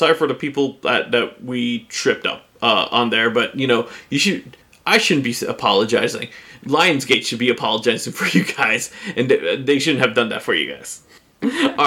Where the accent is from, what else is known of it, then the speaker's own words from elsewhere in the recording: United States; I grew up in America